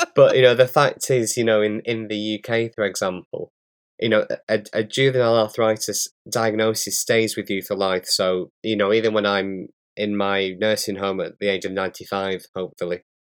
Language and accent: English; Bolton, North West England, United Kingdom; accent: northern; I'm from a place in, in the U K, just outside of Manchester. It's called Bolton. So I'm, I've got a real northern accent